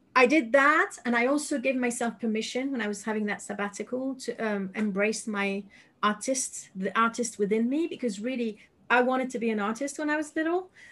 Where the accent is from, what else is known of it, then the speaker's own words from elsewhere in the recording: Paris, Île-de-France, France; English is a second language; moved away as an adult; now in United Kingdom; I lived 36 years, well, minus one in Paris